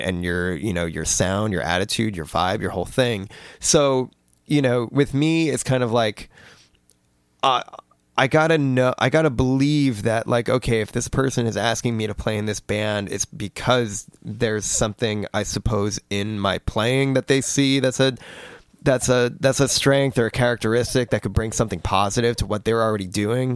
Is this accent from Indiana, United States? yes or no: no; New Jersey, United States; moved away as an adult; I grew up in New Jersey my whole, my whole life. I'd lived there my whole life